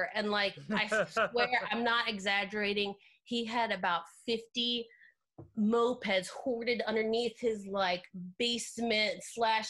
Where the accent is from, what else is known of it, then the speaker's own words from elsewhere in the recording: Northern Virginia, United States; I'm from Northern Virginia, but like I went to Longwood